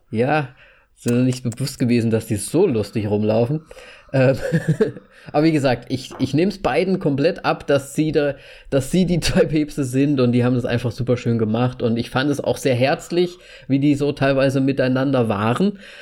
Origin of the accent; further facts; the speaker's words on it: Hesse, Germany; now in Slovakia; Ich bin, ich bin in Deutschland zur Schule gegangen